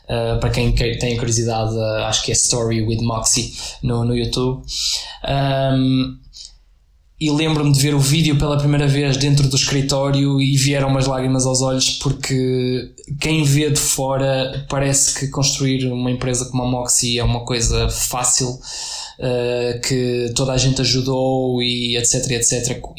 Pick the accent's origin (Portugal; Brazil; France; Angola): Portugal; Aveiro, Centro; now in Porto, Portugal; eu tinha acabado de chegar ao Porto, ah, vim, de, vim de Aveiro